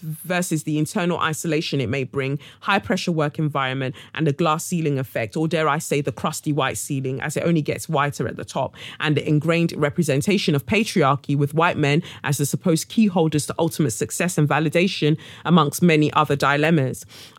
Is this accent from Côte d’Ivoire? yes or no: yes; Abidjan, Côte d’Ivoire; It is fair to say that I grew up in Abidjan, and this sort of rhetoric tends to be more pronounced in the motherland.